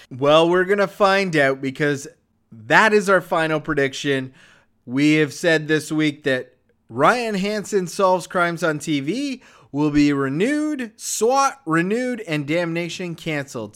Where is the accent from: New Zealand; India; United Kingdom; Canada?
Canada; as a Canadian